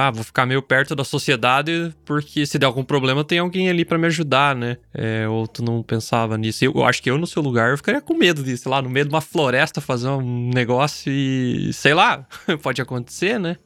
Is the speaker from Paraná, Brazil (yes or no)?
yes; Southwest Paraná, Brazil; now in Germany; O meu é sudoeste, né? O meu é mais perto da, da Argentina, do Santa Catarina